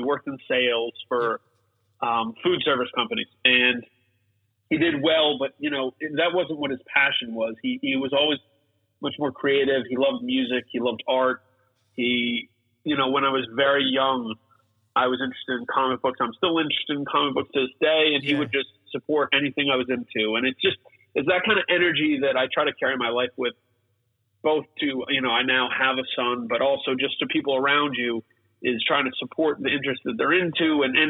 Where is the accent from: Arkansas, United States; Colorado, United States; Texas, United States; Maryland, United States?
Colorado, United States; Aurora; born there; I was born in Colorado, Denver, Colorado. {S2} Okay. {S1} And actually, right outside of it, in Aurora, Colorado, in 1981.